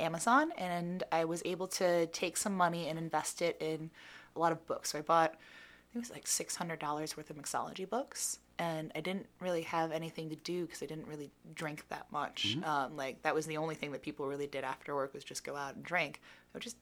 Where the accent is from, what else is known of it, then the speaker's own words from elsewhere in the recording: Ohio, United States; moved away as an adult; also born or lived in Germany / Kelleys Island, Ohio; now in Pittsburgh, United States; I'm from Ohio